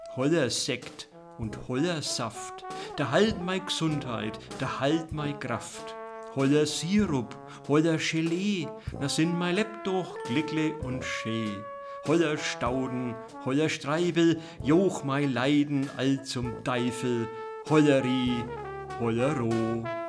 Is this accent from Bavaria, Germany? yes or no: yes; Dachsbach, Bavaria, Germany; Als ich geboren wurde im Jahr 1961 auf dem Bauernhof, der frisch gebaut war, also so ein Aussiedlerhof in Dachsbach im Eischgrund